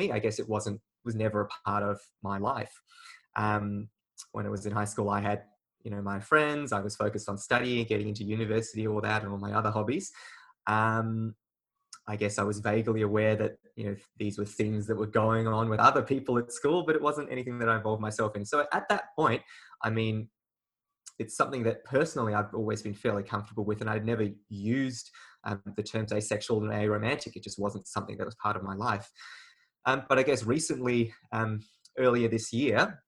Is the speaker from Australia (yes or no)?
yes; Australia; also born or lived in China; I was born in China, but I came to Australia when I was very early, about 8 months old.